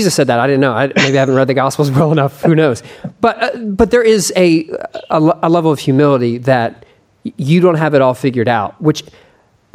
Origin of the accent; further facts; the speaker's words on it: Texas, United States; as a Texan